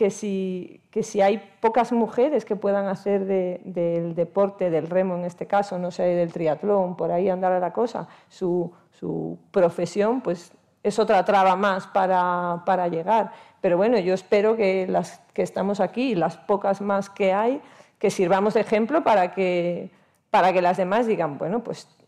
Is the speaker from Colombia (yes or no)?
no; Castropol, Asturias, Spain; en Castropol, por supuesto en, mi club, en mi pueblo, que empezamos a remar las niñas, pues eso, a final de los 70, primeros de los 80